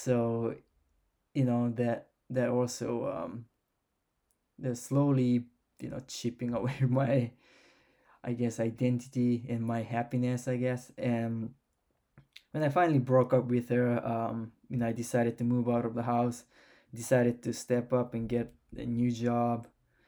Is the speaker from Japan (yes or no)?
yes; Japan; English is a second language; I got to travel to Japan and did some research in Japan, which is my home country. I have a Japanese passport. I don't feel like Japanese